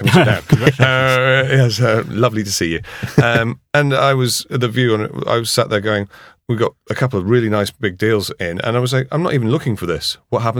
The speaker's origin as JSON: {"language": "English", "town": "Harrogate", "region": "Yorkshire and the Humber", "country": "United Kingdom", "said": "I come from Harrogate, which is a little pocket of Surrey in up north."}